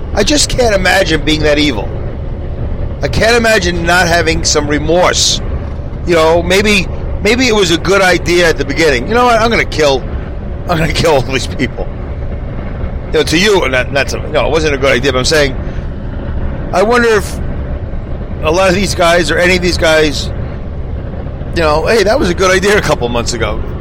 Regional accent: New York City, New York, United States; growing up in Brooklyn

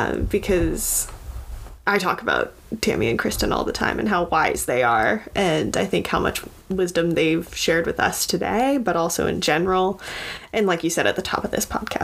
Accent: Vermont, United States; growing up in Vermont, it's not really it's not like a hotbed of politics.

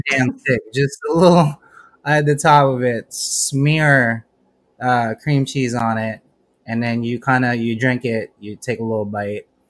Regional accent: Philippines; I'm Filipino.

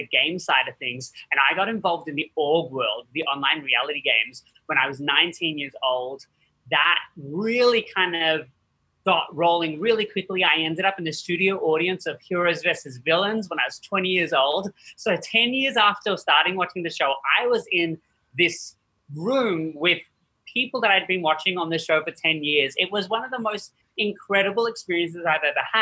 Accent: Australia; moved away; I actually was born and raised in Australia

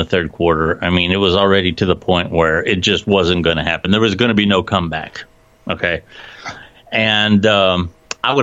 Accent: Canton, Ohio, United States; We're you know, at Canton, Ohio, the Pro Football Hall of Fame. I went to, you know, McKinley

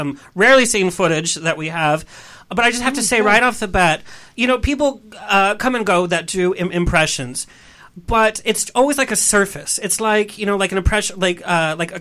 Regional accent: San Clemente, California, United States; I was born and raised in San Clemente.

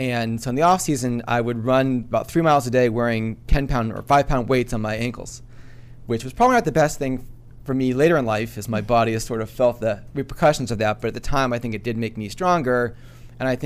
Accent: Framingham, Massachusetts, United States; Framingham, Mass

